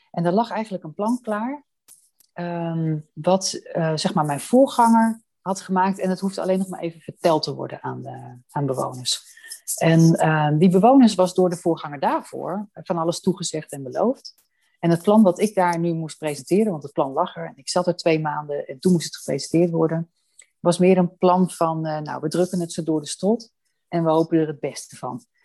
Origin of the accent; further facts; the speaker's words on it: Amsterdam, North Holland, Netherlands; born there; ik heb mijn wieg in Amsterdam gestaan